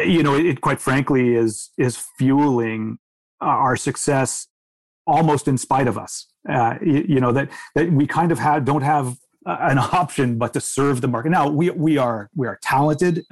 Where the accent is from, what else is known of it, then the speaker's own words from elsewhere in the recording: United States; moved away as an adult; now in Canada; I'm an American myself